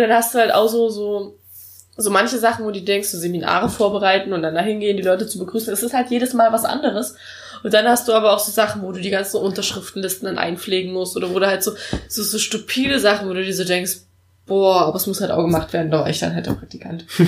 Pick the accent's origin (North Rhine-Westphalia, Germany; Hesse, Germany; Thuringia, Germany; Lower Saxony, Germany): Thuringia, Germany; bei uns in Thüringen ist halt Mathe sowieso erhöhtes Anforderungsniveau